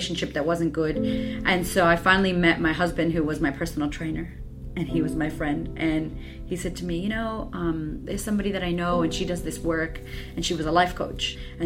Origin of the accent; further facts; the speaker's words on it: Boston, Massachusetts, United States; moved away as an adult; also born or lived in California / Florida; So I was from Boston, moving to California.